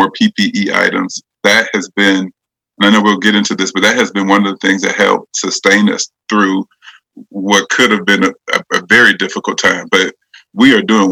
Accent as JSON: {"language": "English", "town": "Pensacola", "region": "Florida", "country": "United States", "moved": "as an adult", "lives_now": "Nashville, United States", "said": "I'm originally from Pensacola. And of course, I live in Nashville, been here for 20 plus years at this point"}